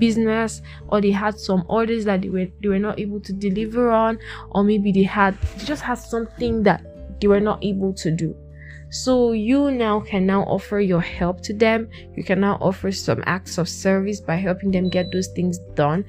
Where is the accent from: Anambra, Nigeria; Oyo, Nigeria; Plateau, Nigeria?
Plateau, Nigeria; I'm from Plateau State, Nigeria